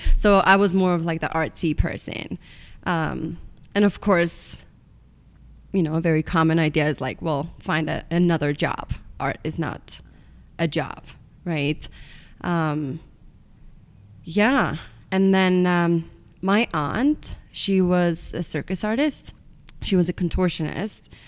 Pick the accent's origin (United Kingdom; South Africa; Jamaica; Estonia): Estonia; English is a second language; moved away as an adult; now in United States; I'm from Estonia, which is a small country in East Europe. Um, I grew up in a tiny little town